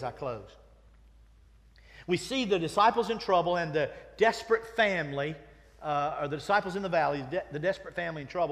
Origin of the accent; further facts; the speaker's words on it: Winston-Salem, North Carolina, United States; I grew up in Winston-Salem.